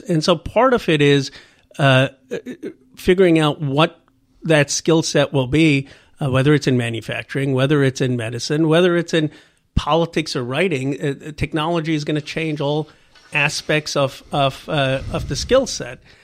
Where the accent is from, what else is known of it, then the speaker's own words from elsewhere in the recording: Bucks County, Pennsylvania, United States; also born or lived in Philadelphia; now in California, United States; I grew up in, uh, in Bucks County, Pennsylvania